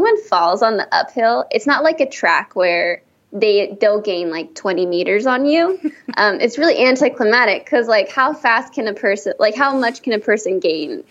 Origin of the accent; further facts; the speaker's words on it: Downey, California, United States; growing up in Downey, like our soccer fields, like tacos and quesadillas and beans and rice were like the go-to thing in between soccer games